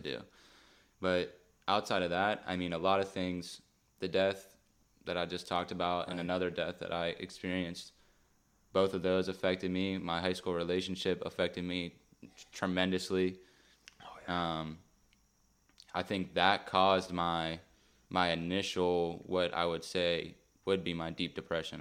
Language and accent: English; Beaver Falls, Pennsylvania, United States; I'm from Beaver Falls, Pittsburgh area.